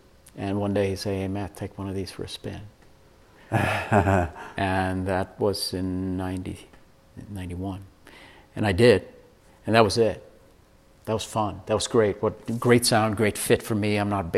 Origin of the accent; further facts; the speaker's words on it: Sweden; moved away as an adult; also born or lived in Vail, Colorado; now in Colorado, United States; I'm originally from Sweden, born and raised. I came over here in 1984 to be a ski bum.